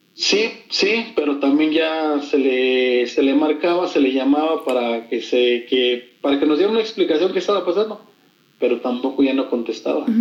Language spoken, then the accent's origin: Spanish; Guanajuato, Mexico; como nosotros somos de Guanajuato, nos vinimos para la Ciudad de México